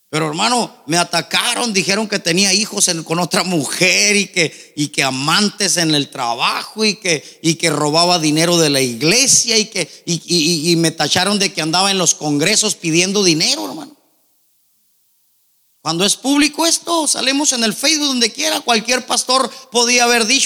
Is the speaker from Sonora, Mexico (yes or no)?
yes; Nogales, Sonora, Mexico; born there; Nací en Nogales, hermano, les he contado un poquito mi testimonio.